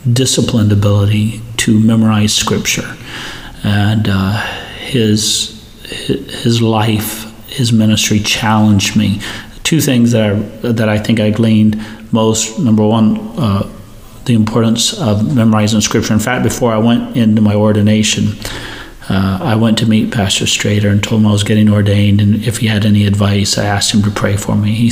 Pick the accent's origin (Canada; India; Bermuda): India; I grew up in India, as you know, uh, missionary parents.